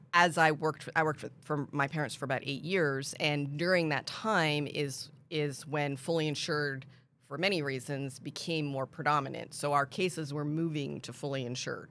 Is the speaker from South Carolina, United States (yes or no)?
no; Pennsylvania, United States; moved away as an adult; also born or lived in Washington, D.C. / South Florida; now in San Antonio, United States; I grew up in Pennsylvania